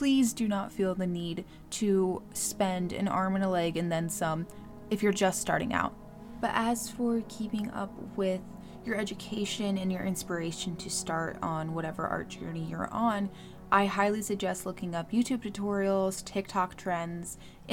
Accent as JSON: {"language": "English", "region": "Maryland", "country": "United States", "said": "I'm from Maryland. We have a weird accent"}